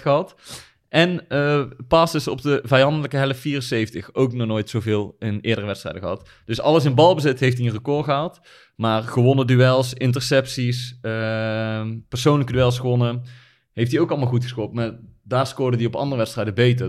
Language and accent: Dutch; Netherlands; als Nederlanders